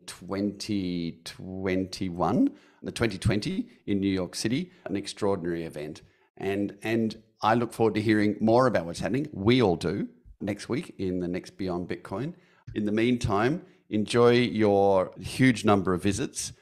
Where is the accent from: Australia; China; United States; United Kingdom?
Australia; Perth, Western Australia; from my hometown of Perth